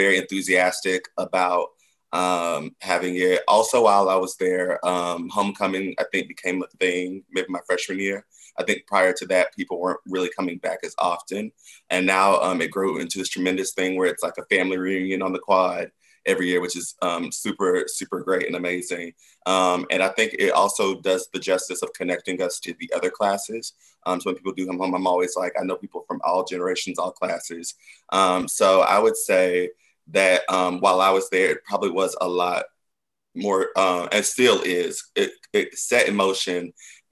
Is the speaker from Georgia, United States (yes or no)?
yes; Stockbridge, Georgia, United States; I am from Stockbridge, Georgia, just outside of Atlanta